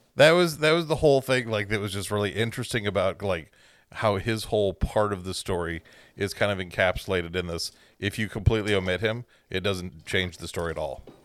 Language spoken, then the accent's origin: English; Central Time Zone, United States; Growing up in the Central Time Zone